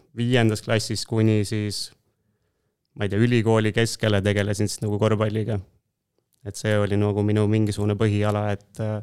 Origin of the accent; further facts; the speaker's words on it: Tooma, Jõgeva County, Estonia; pärit olen Jõgevamaalt, sellisest väikesest kohast nagu Tooma